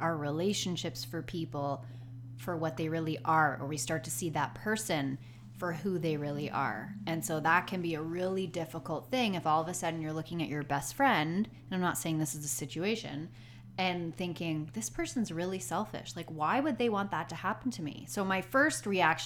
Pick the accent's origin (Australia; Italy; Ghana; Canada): Canada; We're Canucks.